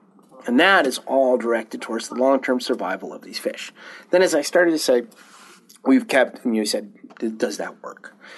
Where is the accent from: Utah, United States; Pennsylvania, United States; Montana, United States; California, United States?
Montana, United States; I grew up in Montana.